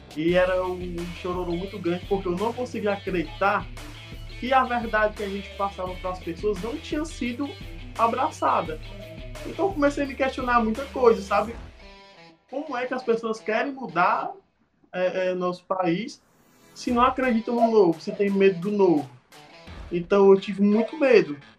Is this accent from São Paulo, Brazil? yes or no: no; Guaramiranga, Ceará, Brazil; also born or lived in Fortaleza; eu sou tão guaramiranguense